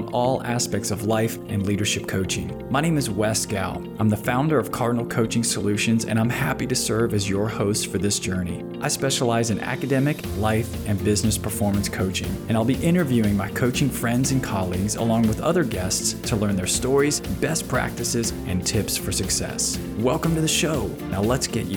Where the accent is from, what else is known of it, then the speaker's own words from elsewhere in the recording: Florida, United States; now in Virginia, United States; I'm from the South. I grew up in Florida and I reside here in Virginia as well